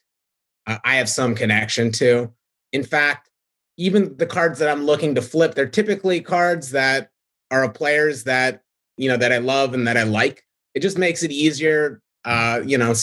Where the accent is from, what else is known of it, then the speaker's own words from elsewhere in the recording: Southern California, United States; also born or lived in Victoria, British Columbia, Canada / San Diego, California; I grew up in, Southern California.